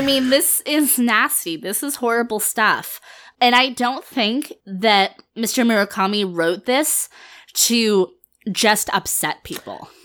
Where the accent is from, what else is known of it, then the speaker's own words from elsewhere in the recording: Finland; I'm from Finland. My family is Finnish